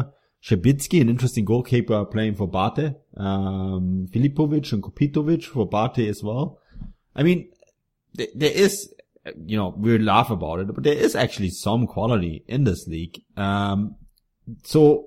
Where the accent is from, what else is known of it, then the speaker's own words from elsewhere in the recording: Munich, Bavaria, Germany; I grew up in Munich, so I'm an 1860 fan